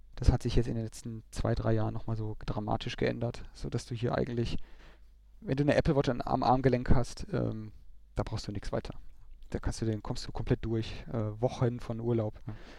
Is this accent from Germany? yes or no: yes; Germany; wir als Deutsche